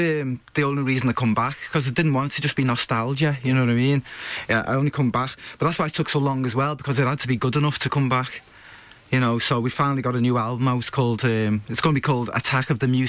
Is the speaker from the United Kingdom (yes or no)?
yes; Liverpool, North West England, United Kingdom; I was brought up in Cantrell Farm